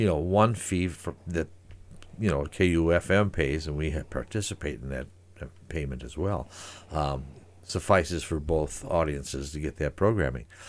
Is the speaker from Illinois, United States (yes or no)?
no; Saint Paul, Minnesota, United States; moved away as an adult; also born or lived in Eugene, Oregon; now in Great Falls, United States; I came from Saint Paul originally